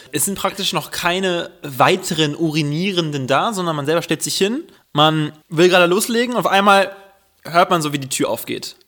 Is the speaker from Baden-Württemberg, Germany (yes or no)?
no; Düsseldorf, North Rhine-Westphalia, Germany; ich bin Düsseldorfer